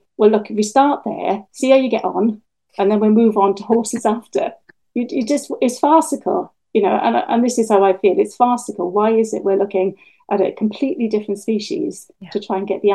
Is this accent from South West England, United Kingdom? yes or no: no; Wales, United Kingdom; now in Bude, United Kingdom; When I was growing up in Wales